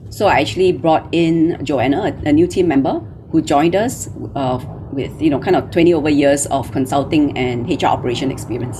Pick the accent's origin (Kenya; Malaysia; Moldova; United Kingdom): Malaysia; moved away as an adult; now in Singapore; I'm Malaysian. Uh, you know, I grew up in Malaysia